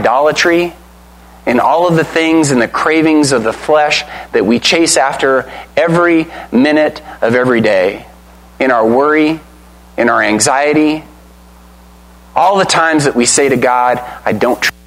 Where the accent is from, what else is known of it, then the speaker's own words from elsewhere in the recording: United States; We're Americans, right? We're Americans!